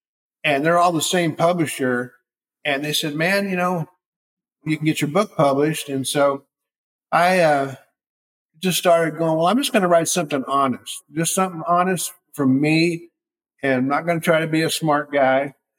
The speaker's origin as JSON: {"language": "English", "region": "California", "country": "United States", "tie": "born or raised there", "said": "I was raised in California in the 60s."}